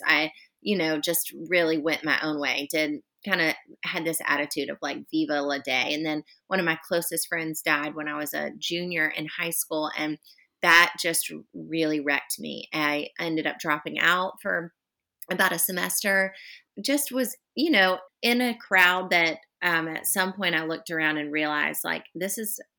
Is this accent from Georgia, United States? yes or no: no; Charlotte, North Carolina, United States; moved away as an adult; now in Charleston, United States; I'm actually originally from Charlotte, close to where you are, and grew up there